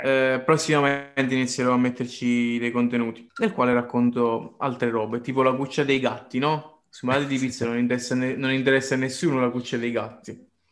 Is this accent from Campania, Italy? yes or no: yes; Caserta, Campania, Italy; da casertano